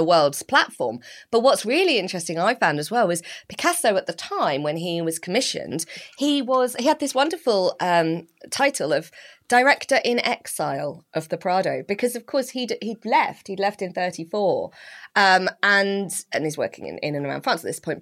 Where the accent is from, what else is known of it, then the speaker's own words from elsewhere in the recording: Slough, South East England, United Kingdom; I grew up in Slough